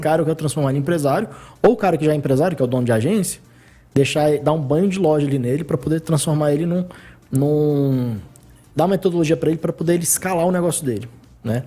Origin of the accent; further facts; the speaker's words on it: Brasília, Federal District, Brazil; eu nasci no Guará. Nasci no Guará e depois que me mudei pra Asa Sul.